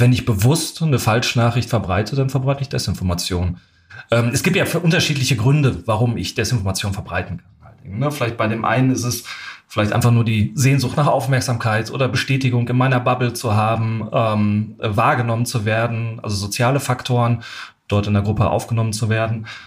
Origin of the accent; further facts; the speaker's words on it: Germany; ich bin als Deutscher